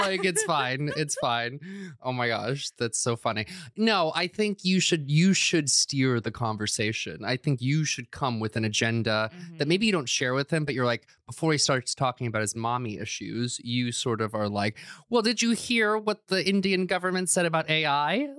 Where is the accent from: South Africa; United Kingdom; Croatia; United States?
Croatia; But I was born and raised in Croatia.